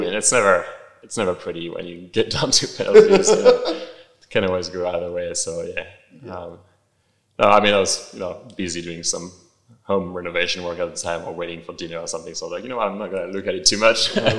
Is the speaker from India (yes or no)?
no; Australia; And as an Australian, I was a bit pissed that we blew, what, however many billion of dollars on this of taxpayer money.